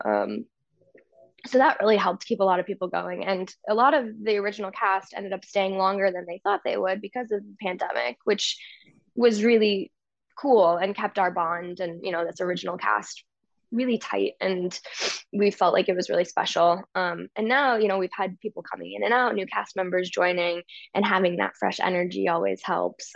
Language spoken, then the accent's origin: English; St. Louis, Missouri, United States; moved away; one of my best friends growing up in Saint Louis